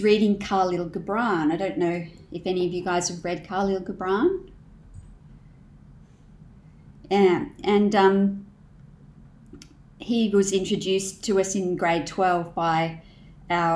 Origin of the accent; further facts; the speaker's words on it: Canberra, Australian Capital Territory, Australia; In my early life, I grew up in Canberra